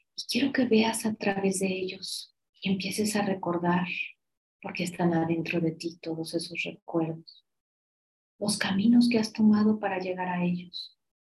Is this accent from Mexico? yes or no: yes; Mexico; como somos los mexicanos